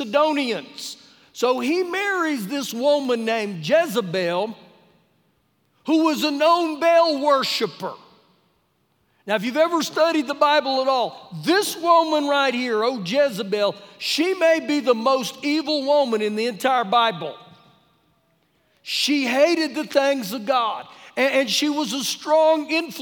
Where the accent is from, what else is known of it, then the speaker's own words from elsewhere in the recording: New Mexico, United States; now in Lubbock, United States; growing up in New Mexico